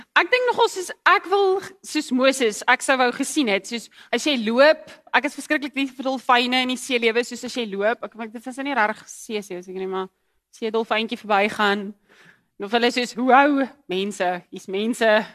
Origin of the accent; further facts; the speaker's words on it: KwaZulu-Natal, South Africa; moved away; ek het in Natal groot geword